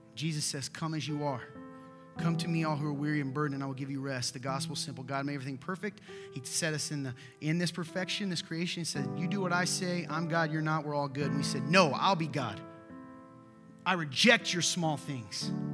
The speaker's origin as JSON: {"language": "English", "area": "Nappanee", "region": "Indiana", "country": "United States", "said": "I'm from Napan, Indiana. I live there"}